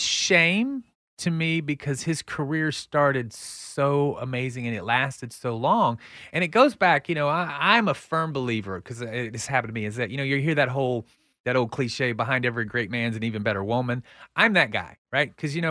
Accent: Texas, United States; And I saw what I grew up in the Texas that I grew up in.

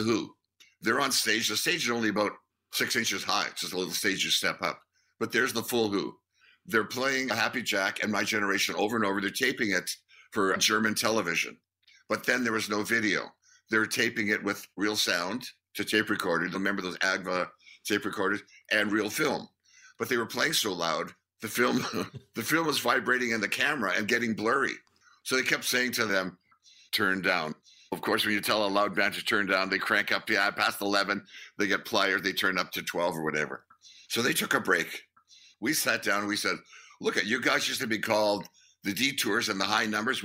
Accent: Winnipeg, Manitoba, Canada; We're guys from Winnipeg

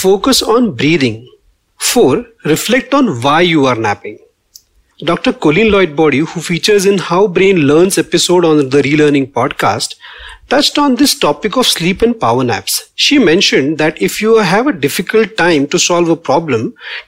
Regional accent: Pune, Maharashtra, India; I am from Pune, and the city is famous for many things. And one of my favorite is that we love our little afternoon naps

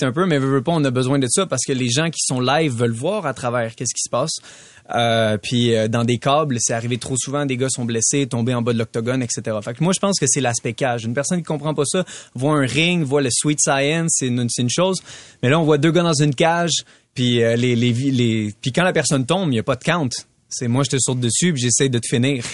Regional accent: Canada; je suis un des Canadiens qui est classé le, plus haut en ce moment.

